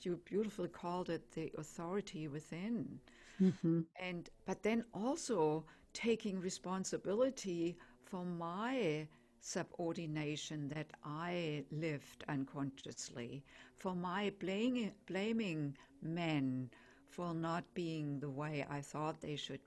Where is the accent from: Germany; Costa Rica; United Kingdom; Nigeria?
Germany; accent: German; English is a second language; I'm German, as probably most can tell by my accent. And so we don't call the home country motherland, we call it fatherland